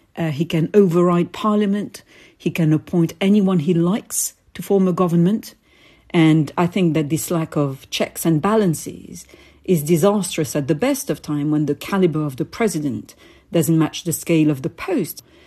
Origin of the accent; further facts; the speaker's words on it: Paris, Île-de-France, France; I was born in Paris to Algerian parents